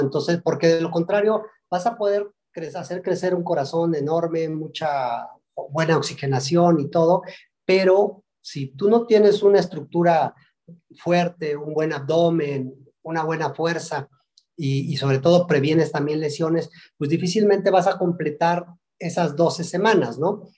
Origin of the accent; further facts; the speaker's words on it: Tecomate, Veracruz, Mexico; also born or lived in Zacatlán de las Manzanas, Puebla; Nací en Zacatlán de las Manzanas y bueno, pues, pero crecí en el, norte de Veracruz, en, Tecomate